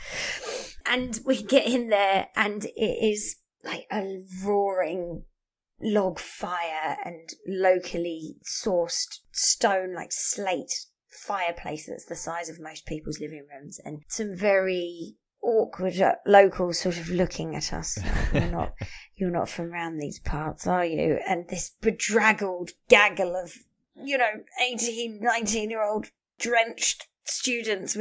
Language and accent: English; United Kingdom; now in Canada; I'm British